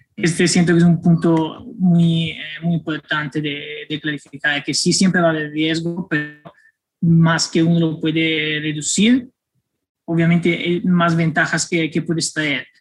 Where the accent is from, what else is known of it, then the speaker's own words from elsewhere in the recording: Florence, Tuscany, Italy; Spanish is a second language; moved away as an adult; also born or lived in Milan / Spain / Netherlands / Mexico; now in New York, United States; yo crecí en, en Florencia hasta los 18